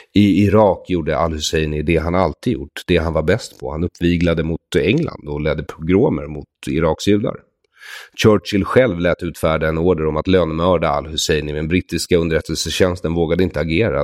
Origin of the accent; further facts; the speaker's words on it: Sweden; vi svenskar